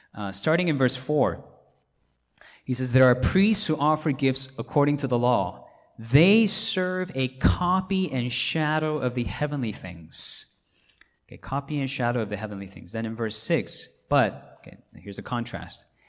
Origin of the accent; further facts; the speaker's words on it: Hong Kong; now in Atlanta, United States; I grew up in Hong Kong